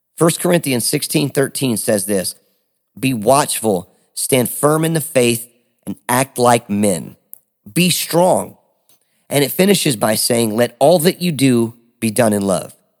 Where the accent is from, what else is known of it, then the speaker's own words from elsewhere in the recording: Detroit, Michigan, United States; now in Smyrna, United States; I am originally from Detroit, Michigan, A K A the Motor City